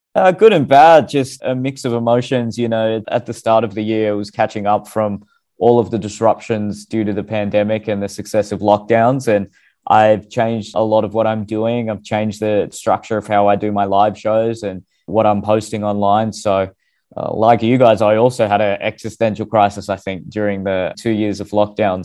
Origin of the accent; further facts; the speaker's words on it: Australia; I'm Australian with racially Indian background